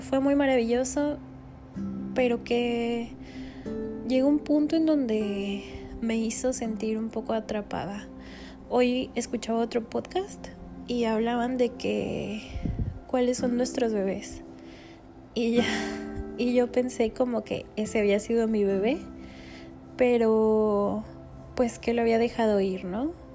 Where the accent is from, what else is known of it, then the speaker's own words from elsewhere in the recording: Puebla, Mexico; moved away as an adult; now in Mérida, Mexico; yo soy de Puebla